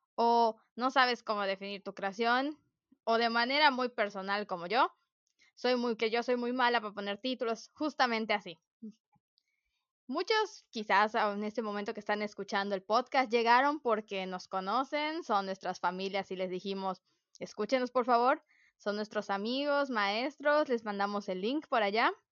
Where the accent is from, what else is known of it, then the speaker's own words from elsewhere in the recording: Mérida, Yucatán, Mexico; yo nací, mi papá vino acá hace mucho tiempo, pero yo nací en Mérida